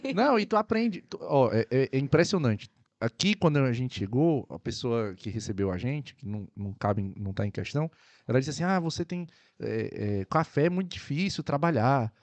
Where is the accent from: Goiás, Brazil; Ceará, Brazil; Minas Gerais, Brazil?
Ceará, Brazil; also born or lived in Algarve, Portugal; now in Portugal; Sou cearense